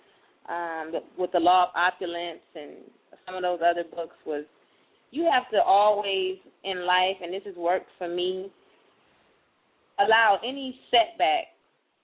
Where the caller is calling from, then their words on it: Miami, Florida, United States; I'm calling from Miami.